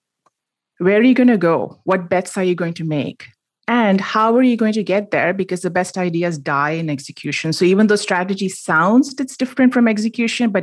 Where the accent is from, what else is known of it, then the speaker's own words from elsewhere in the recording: Mumbai, Maharashtra, India; moved away as an adult; now in United States; I grew up in Bombay. It's now called Mumbai. And I moved to the United States for a grad degree in computer science, and I stayed on